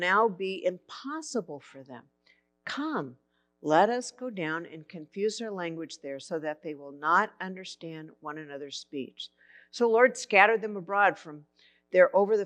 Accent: Santa Barbara, California, United States; I grew up in Santa Barbara.

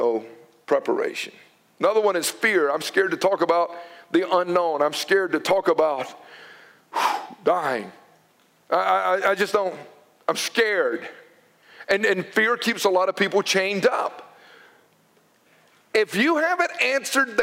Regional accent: United States

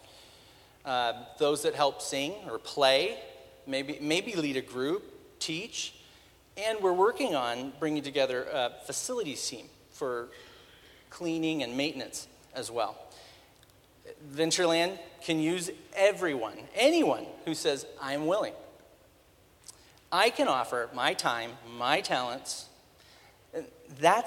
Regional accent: Spokane, Washington, United States; I was born and raised in Spokane

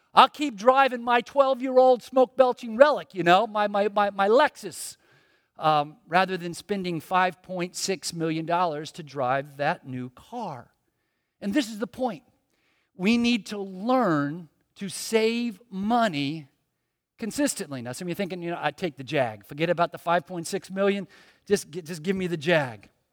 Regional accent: Miami, Florida, United States; I was born in Miami, grew up here

